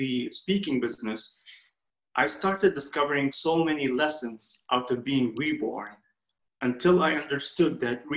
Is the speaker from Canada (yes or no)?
no; Kuwait; I was born and reborn in Kuwait.